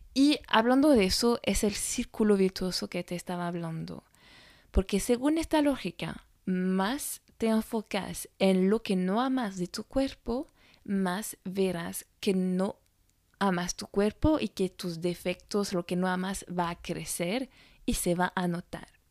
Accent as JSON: {"language": "Spanish", "country": "France", "said": "francesa y coach de imagen"}